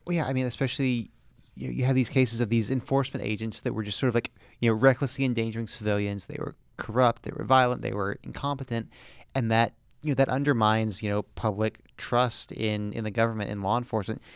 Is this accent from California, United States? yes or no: no; the Southern part of Florida, United States; Parts of Florida are the South, parts of it are not. I am from the Southern part.